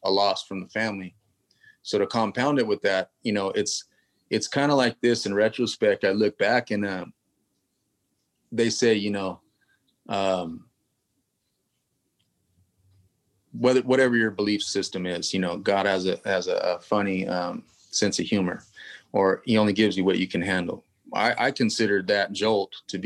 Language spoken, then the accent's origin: English; Lockeford, California, United States; also born or lived in Los Angeles, California; I'm from a small town in Northern California. I'm from Lockford